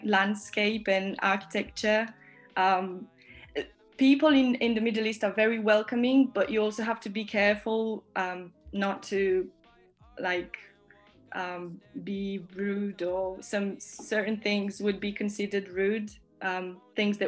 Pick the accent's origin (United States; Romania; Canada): Romania; now in Northampton, United Kingdom; I'm from Romania, but I live in UK.